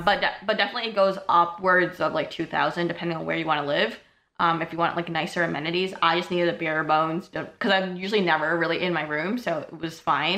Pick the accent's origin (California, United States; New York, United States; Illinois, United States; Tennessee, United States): New York, United States; New York City; moved away as an adult; now in Ithaca, United States; I'm from Brooklyn, New York.